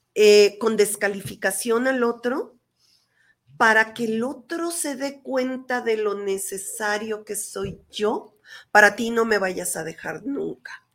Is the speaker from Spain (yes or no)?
no; Mexico; yo soy madre mexicana